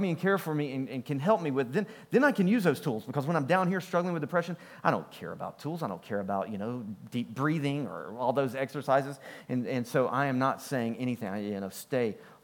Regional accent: United States; I'm American

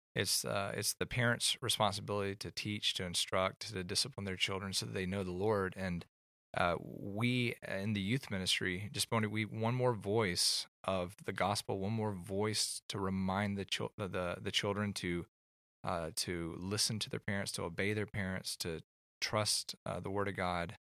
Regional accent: Atlanta, Georgia, United States; moved away as an adult; also born or lived in California; I grew up in Atlanta

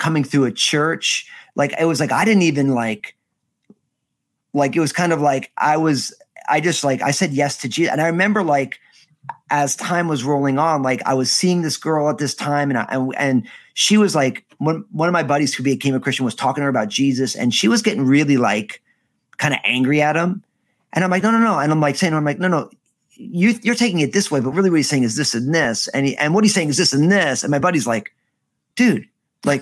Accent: New Jersey, United States; moved away as an adult; also born or lived in Southern Oregon; I'm from New Jersey

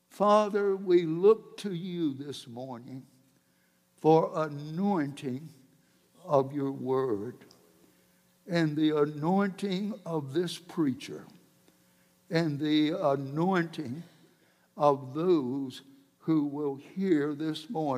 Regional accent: South Georgia, United States; I grew up down in South Georgia

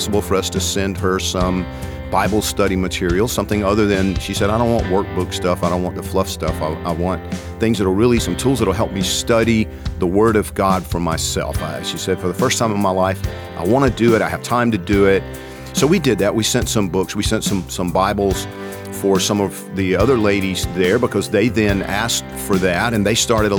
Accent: Georgia, United States; I'm from Georgia

